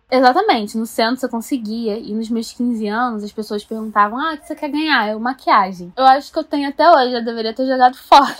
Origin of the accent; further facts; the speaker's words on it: Rio de Janeiro, Brazil; sou carioca, tenho 23 aninhos